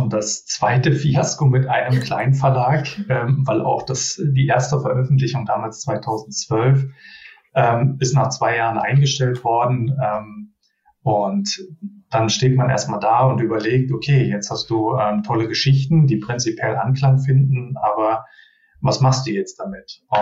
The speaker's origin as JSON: {"language": "German", "region": "Berlin", "country": "Germany", "tie": "born there", "lives_now": "Düsseldorf, Germany", "said": "ähm, 39 Jahre jung, gebürtiger Berliner und äh, fast 20 Jahre in der Nähe von Düsseldorf jetzt äh, hängen geblieben."}